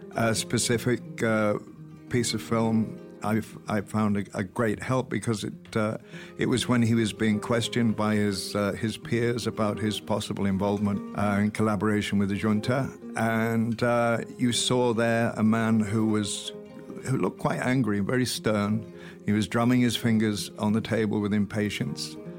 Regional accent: Welsh, Wales, United Kingdom; I'm Welsh

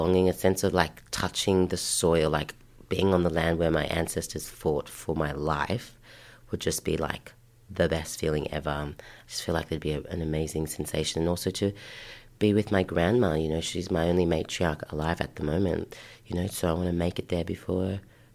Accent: Sydney, New South Wales, Australia; also born or lived in Ashfield / Belfield / Canterbury / Belmore; I grew up in Waterloo, Redfern. And then in about year one, year two is when we moved out of Waterloo, Redfern

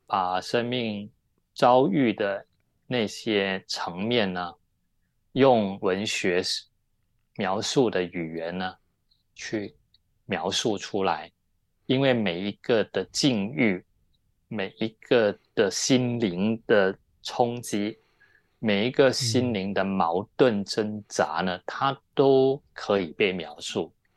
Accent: Malaysia; moved away as an adult; also born or lived in Taiwan / Taipei; now in Hong Kong; 我本来，我本身是在马来西亚长大，那我们都说中文

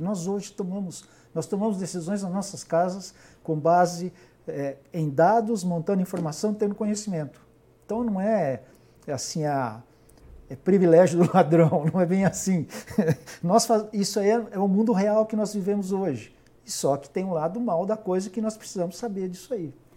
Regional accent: Minas Gerais, Brazil; E eu sou mineiro

